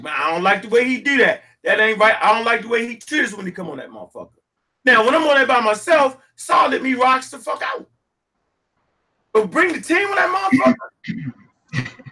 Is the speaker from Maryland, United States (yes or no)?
yes; Baltimore, Maryland, United States; born and raised in Baltimore, Maryland